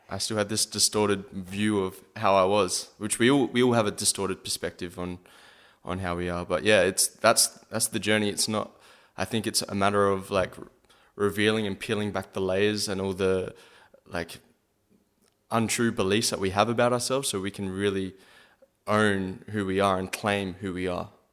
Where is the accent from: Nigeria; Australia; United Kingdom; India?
Australia; Adelaide, South Australia; my hometown